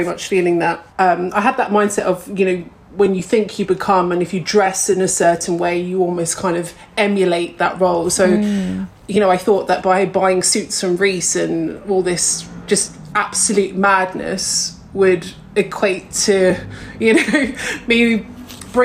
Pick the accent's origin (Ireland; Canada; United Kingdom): United Kingdom; Cambridge, East of England; moved away as an adult; now in London, United Kingdom; I'm originally from Cambridge